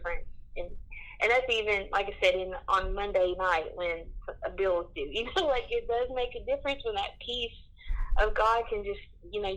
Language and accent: English; the South, United States; I grew up in the South